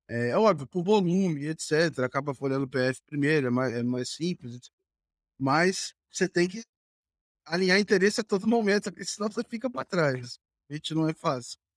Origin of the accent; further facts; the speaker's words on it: Volta Redonda, Rio de Janeiro, Brazil; eu sou de, é, de Volta então. Redonda.